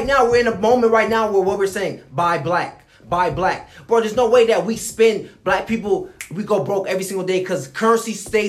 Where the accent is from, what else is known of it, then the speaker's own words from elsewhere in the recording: Gwinnett County, Georgia, United States; we're from Gwinnett County